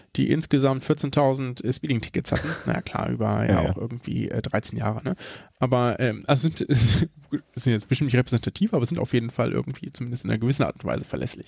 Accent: Germany; bei uns in Deutschland

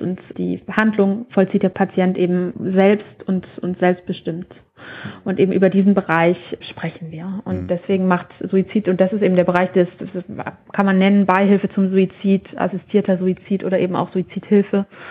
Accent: Germany; bei uns in Deutschland

